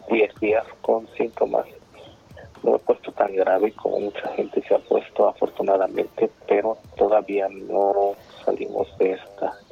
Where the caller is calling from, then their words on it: New Jersey, United States; de New Jersey les eh, mando un saludo muy grande.